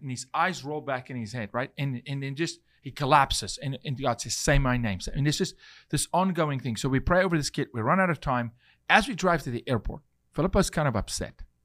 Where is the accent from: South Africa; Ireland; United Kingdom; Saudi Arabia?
South Africa; now in United States; as a South African